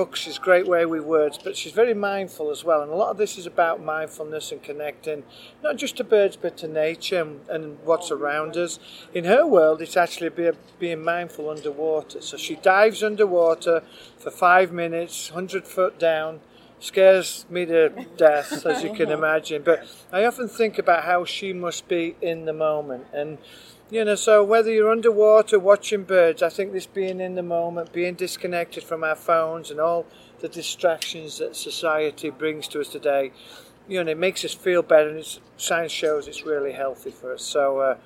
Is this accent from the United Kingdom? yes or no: yes; England, United Kingdom; now in United States; I'm crazy English bird watcher, been in America most of my life